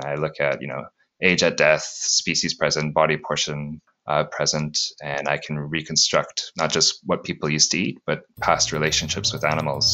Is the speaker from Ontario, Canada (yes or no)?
yes; Sudbury, Ontario, Canada; moved away as an adult; also born or lived in Newfoundland / British Columbia / Leicester, United Kingdom; now in Newcastle, United Kingdom; I'm originally from Sudbury, Ontario, in Canada. Grew up there